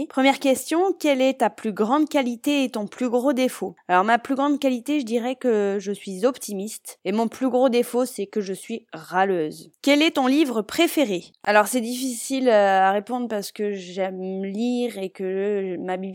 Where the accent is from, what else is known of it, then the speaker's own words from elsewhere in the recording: Palaiseau, Île-de-France, France; also born or lived in Le Mans / Nantes region; Je suis née au Mans. J'y ai vécu deux ans dans une ferme avec mes parents. Puis ils ont déménagé en région nantaise où j'ai fait ma scolarité primaire. Ensuite, je suis partie avec ma mère en région parisienne à Palaiseau